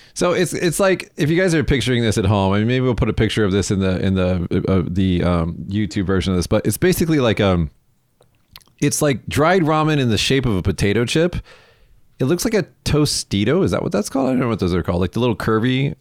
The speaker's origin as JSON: {"language": "English", "country": "United States", "moved": "yes", "lives_now": "Japan", "said": "as an American"}